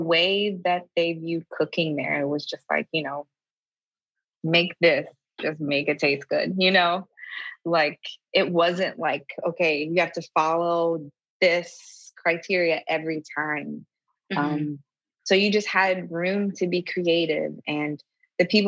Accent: Springfield, Ohio, United States; moved away as an adult; also born or lived in Columbus, Ohio / Chicago; So I am from Springfield, Ohio. I grew up there. And then, you know, when I was in high school, I moved to Columbus, but I'm from Ohio.

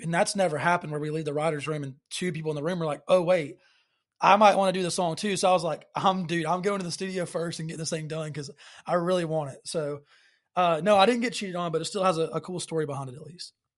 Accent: Alabaster, Alabama, United States; I'm originally from Alabaster, Alabama

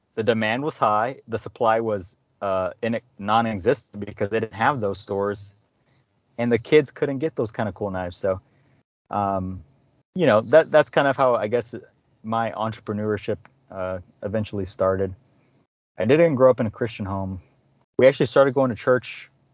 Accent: Dallas, Texas, United States; I was born in Dallas, Texas. I've lived in Dallas, Texas all my life

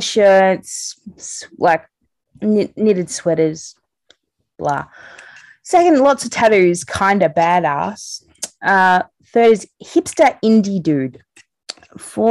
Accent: Australia; I'm Australian

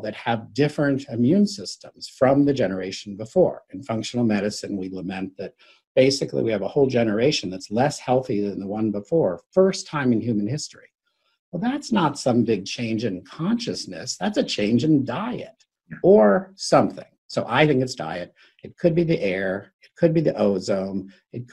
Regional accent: Bethesda, Maryland, United States; also born or lived in Washington, D.C.; I grew up in Bethesda, Maryland

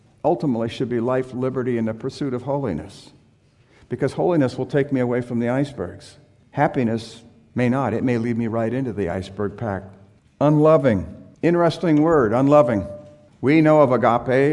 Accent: San Diego, California, United States; I grew up in San Diego

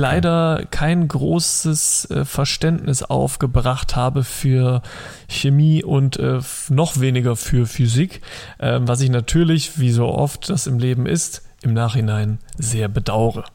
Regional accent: Rhineland, Germany; als Rheinländer

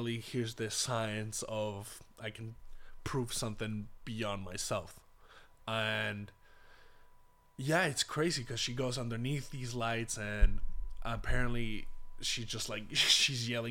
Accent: Punta Arenas, Magallanes and Chilean Antarctica, Chile; my hometown Punta Arenas, which is a very isolated type of area in Chile

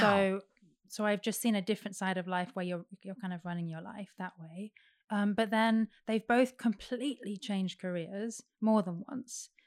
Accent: Derby, East Midlands, United Kingdom; moved away as an adult; I was born in Derby

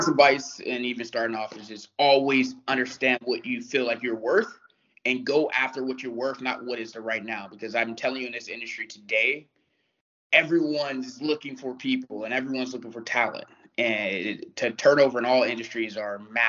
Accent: Youngstown, Ohio, United States; moved away; I grew up in Youngstown, Ohio

